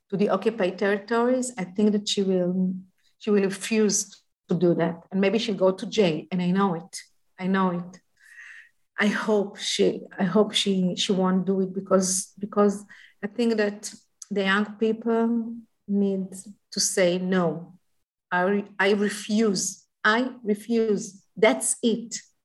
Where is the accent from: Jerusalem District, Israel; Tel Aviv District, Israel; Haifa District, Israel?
Haifa District, Israel; Haifa; I was born in Kiryat Eliezer. It's a neighborhood downtown Haifa.